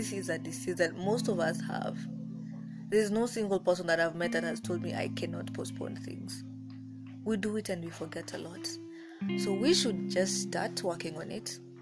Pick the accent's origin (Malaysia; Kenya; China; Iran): Kenya; I'm African, I'm Kenyan